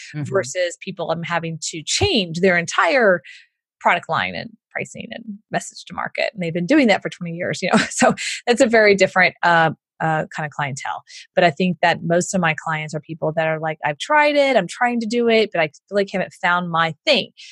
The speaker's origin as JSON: {"language": "English", "town": "Houston", "region": "Texas", "country": "United States", "tie": "born or raised there", "accent": "Southern", "said": "I grew up in Houston, so I get do the Southern voice"}